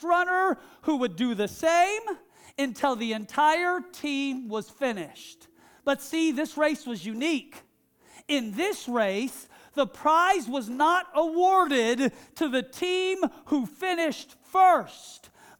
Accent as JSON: {"language": "English", "town": "Seattle", "region": "Washington", "country": "United States", "tie": "born or raised there", "said": "the church that I grew up in Seattle"}